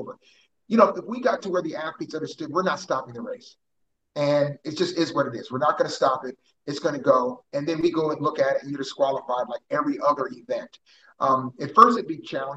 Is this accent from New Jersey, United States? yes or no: yes; New Jersey, United States; moved away as an adult; now in Houston, United States; I grew up in South Jersey, so I'm a Philly and Houston fan. I mean, I grew up there in my parents' house, and I became an adult here in my own house.